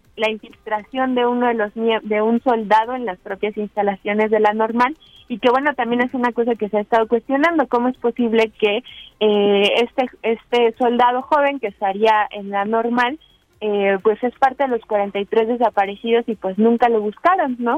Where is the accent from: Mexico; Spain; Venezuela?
Mexico; como pueblo mexicano